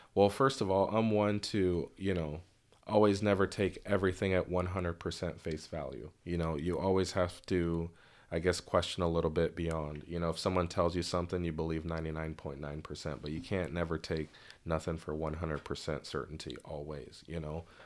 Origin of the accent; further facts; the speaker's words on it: Bellevue, Washington, United States; also born or lived in Lynnwood, Washington / Mountlake Terrace, Washington; I was raised in Bellevue till about eighth grade